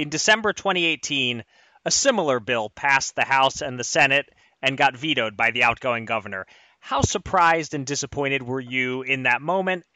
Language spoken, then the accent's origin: English; Pennsylvania, United States; my home state of Pennsylvania